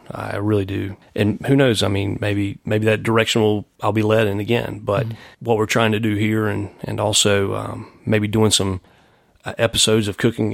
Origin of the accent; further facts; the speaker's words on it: Anderson, South Carolina, United States; moved away as an adult; also born or lived in Greenville, South Carolina / Knoxville, Tennessee / Chattanooga, Tennessee / Atlanta, Georgia; now in Charlotte, United States; I'm from Anderson, South Carolina.